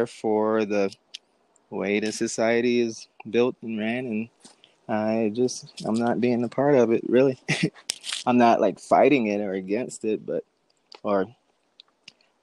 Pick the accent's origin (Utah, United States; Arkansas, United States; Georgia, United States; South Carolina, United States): South Carolina, United States; moved away as an adult; now in Colorado, United States; I'm from South Carolina